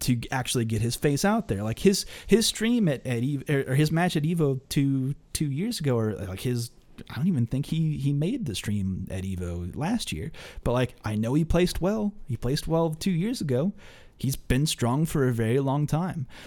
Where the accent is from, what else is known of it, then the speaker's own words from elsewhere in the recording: Pittsburgh, Pennsylvania, United States; I'm from Pittsburgh. I'm from Pittsburgh